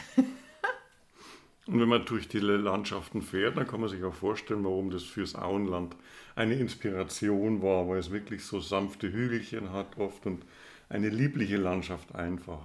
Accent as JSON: {"language": "German", "region": "Southern Germany", "country": "Germany", "said": "als Süddeutscher"}